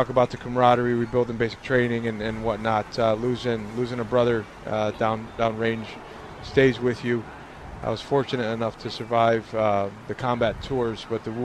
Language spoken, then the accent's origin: English; New York, United States; I was born in Manhattan